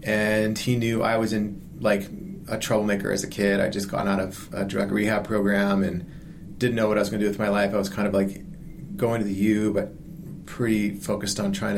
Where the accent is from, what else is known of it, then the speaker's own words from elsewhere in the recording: Salt Lake City, Utah, United States; I grew up here in Salt Lake City, and I was born in 1970, and we moved out of state for a little while, but I ended up back here at about 5 years old, 4 years old, something like that.